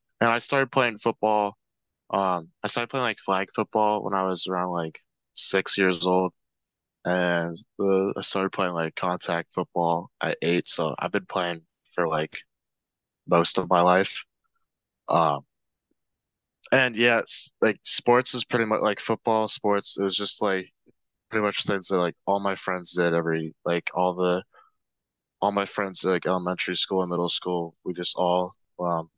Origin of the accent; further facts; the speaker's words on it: Yardley, Pennsylvania, United States; I'm from Yardley, Pennsylvania, which is about like 30 minutes outside